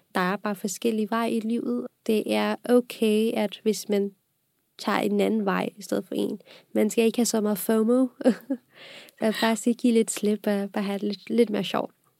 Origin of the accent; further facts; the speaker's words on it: Pakistan; now in Denmark; jeg kommer oprindeligt fra Pakistan. Og jeg har boet i Pakistan også på grund af mit fars job, så jeg flyttede her til Danmark i 2010